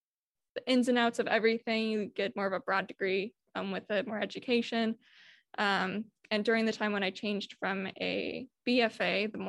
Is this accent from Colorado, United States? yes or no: no; Horicon, Wisconsin, United States; I'm originally from Horicon, Wisconsin. It's about an hour north, a little bit over an hour of Milton.